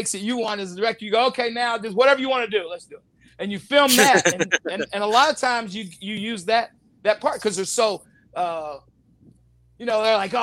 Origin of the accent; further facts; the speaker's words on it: the South, United States; moved away; I grew up in the South as my mom being Cherokee and my dad being Black, but living in a white neighborhood